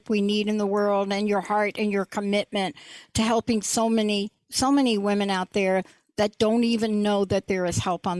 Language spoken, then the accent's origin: English; East Coast, United States; moved away; I don't live there. I live here, but I'm from the East Coast